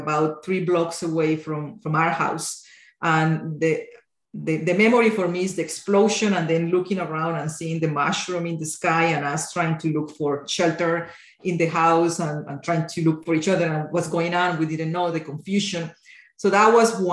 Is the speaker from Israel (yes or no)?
no; Colombia; moved away as an adult; now in Canada; I grew up in Colombia, I was born in the 70s, but the 80s and 90s was when I was in my teenager years.